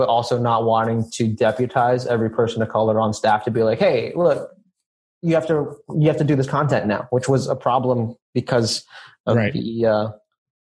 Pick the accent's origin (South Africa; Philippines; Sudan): Philippines; I'm Filipino